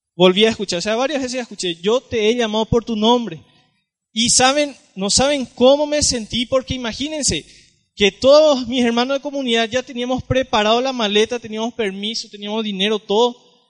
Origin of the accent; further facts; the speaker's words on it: San Juan Bautista, Misiones, Paraguay; Vengo de la ciudad de San Juan Bautista, Misiones, Paraguay